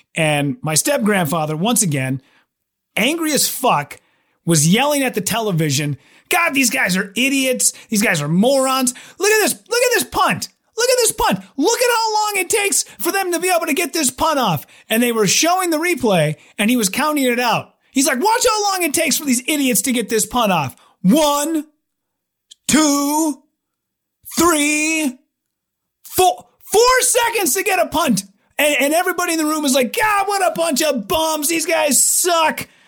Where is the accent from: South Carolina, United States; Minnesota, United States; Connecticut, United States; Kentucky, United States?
Minnesota, United States; moved away as an adult; also born or lived in Wisconsin; my home state